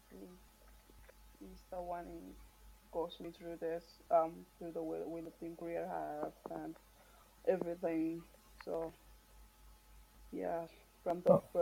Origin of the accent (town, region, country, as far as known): Marshall Islands; born or raised there; moved away as an adult; now in United States